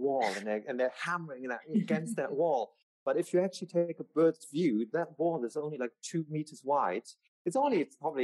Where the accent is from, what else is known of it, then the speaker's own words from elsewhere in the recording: Germany; moved away as an adult; also born or lived in Palm Springs; I'm moving back to Germany